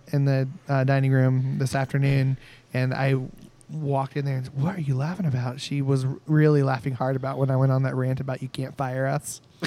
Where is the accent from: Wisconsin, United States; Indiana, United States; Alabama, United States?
Indiana, United States; We're from Indiana.